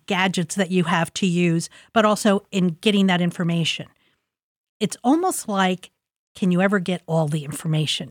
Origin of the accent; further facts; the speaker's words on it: Columbus, Ohio, United States; I'm a product of Linden. I grew up in Linden. I was born in Linden, went to school in Linden